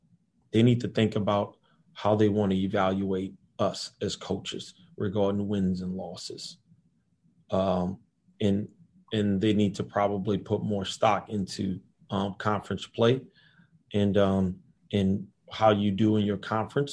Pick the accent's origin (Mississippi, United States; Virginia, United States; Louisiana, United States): Louisiana, United States; New Orleans; moved away; we grew up together in New Orleans